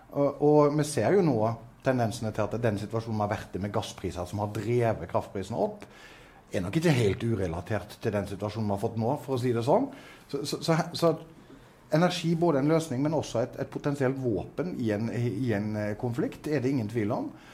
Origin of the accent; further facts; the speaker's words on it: Southwestern Norway, Norway; Jeg vokste opp på Sør-Vestlandet